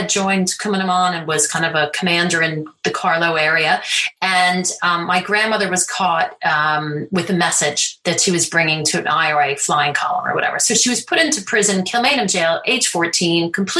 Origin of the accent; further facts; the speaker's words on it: United States; I'm Irish American